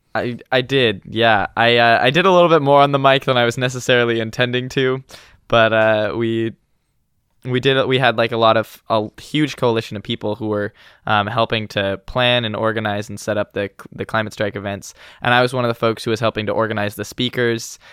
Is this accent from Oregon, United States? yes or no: yes; Eugene, Oregon, United States; moved away as an adult; also born or lived in Walla Walla, Washington; I grew up in Eugene, Oregon, but I've spent the past four years up in college in Walla Walla, Washington.